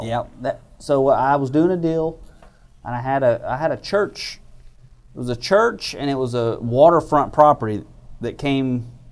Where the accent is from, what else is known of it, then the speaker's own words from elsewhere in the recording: Baytown, Texas, United States; moved away; also born or lived in Austin; I'm from Baytown